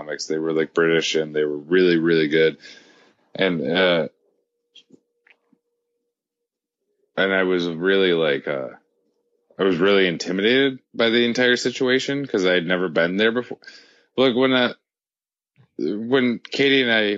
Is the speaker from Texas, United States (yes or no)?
no; Rochester, New York, United States; I'm from Rochester